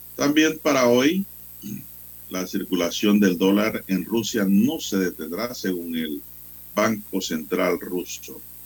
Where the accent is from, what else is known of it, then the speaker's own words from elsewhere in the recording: San Miguelito, Panama; cuando éramos niños en San Miguelito